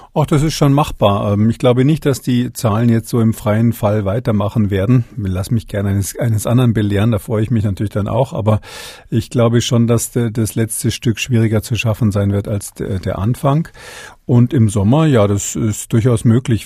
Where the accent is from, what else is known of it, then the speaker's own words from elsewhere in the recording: Germany; bei uns in Deutschland